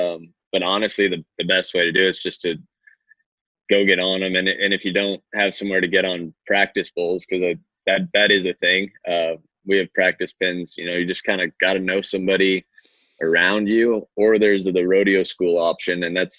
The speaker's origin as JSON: {"language": "English", "town": "The Woodlands", "region": "Texas", "country": "United States", "tie": "born or raised there", "also_born_or_lived": "California / New Mexico / Alaska / Arizona", "said": "I'm from everywhere. was born in California, lived in New Mexico, Alaska for 6 years, Texas, Arizona, Washington, back to Texas. I ended up graduating high school down in the Woodlands by Houston"}